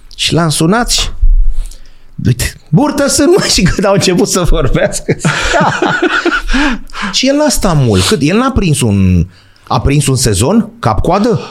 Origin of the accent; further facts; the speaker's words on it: Bucharest, Romania; eram din București, dar n-aveam vârstă, eu născut 76.